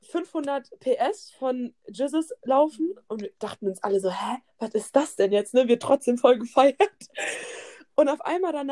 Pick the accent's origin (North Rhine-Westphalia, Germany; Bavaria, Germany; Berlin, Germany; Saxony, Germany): Bavaria, Germany; Aschaffenburg; nee, aus Aschaffenburg.